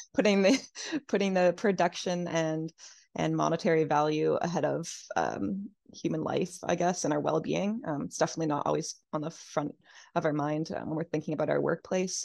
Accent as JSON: {"language": "English", "region": "New Brunswick", "country": "Canada", "moved": "as an adult", "lives_now": "Halifax, Canada", "said": "I'm from New Brunswick originally."}